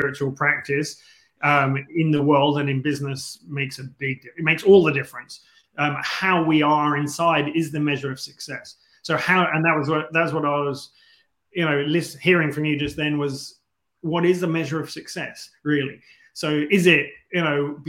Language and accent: English; London, United Kingdom; moved away; also born or lived in Asia; I was born in London